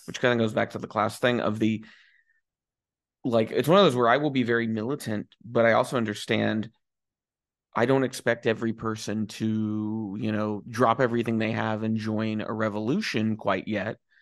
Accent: United States; I am a, you know, straight guy from the United States

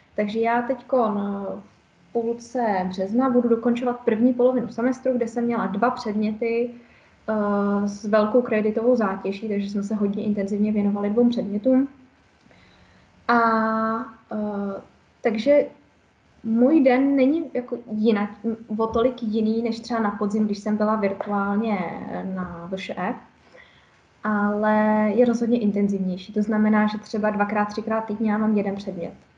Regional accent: Czechia; u nás v Čechách

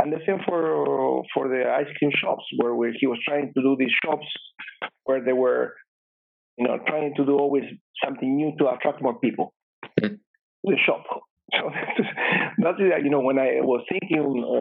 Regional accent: Bahía Blanca, Buenos Aires Province, Argentina; moved away; I was born in Argentina in a small town called Bahía Blanca, which is about 6 hours drive from Buenos Aires

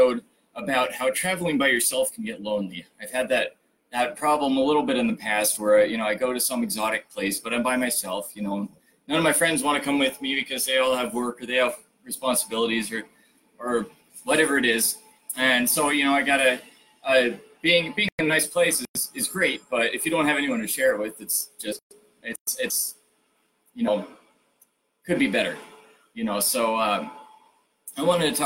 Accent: United States; as an American

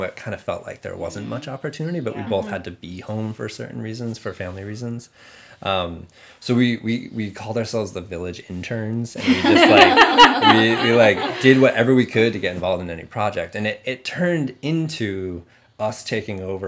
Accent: Shelburne Falls, Massachusetts, United States; moved away as an adult; also born or lived in Portland; now in Cambridge, United States; I grew up in Western Massachusetts.

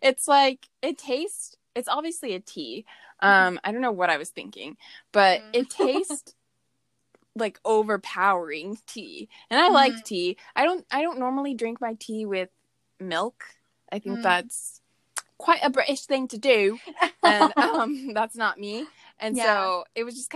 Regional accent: the South, United States; We're also Southern, too.

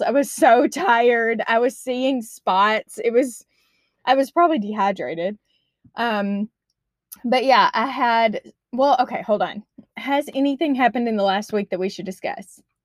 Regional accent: Arkansas, United States; moved away as an adult; now in Washington, United States; I'm from Arkansas.

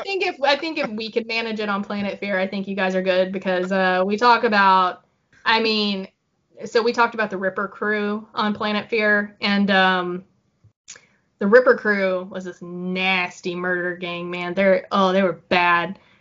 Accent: Broken Arrow, Oklahoma, United States; I'm from Broken Arrow too

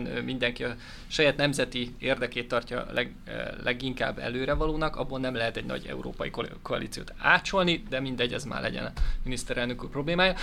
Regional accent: Hungary; magyar vagyok

